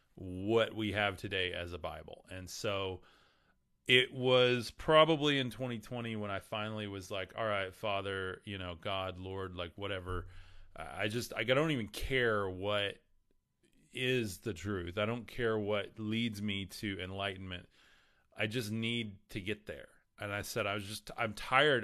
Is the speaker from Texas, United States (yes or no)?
yes; West Texas, United States; I'm from West Texas, so forgive me on how I pronounce anything from Jesus to Krishna to whatever. Um, that's just how I talk